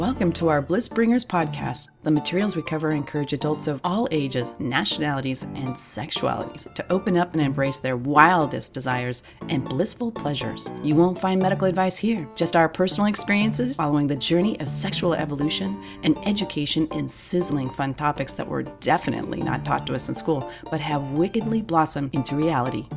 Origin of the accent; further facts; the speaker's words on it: United States; that's just being American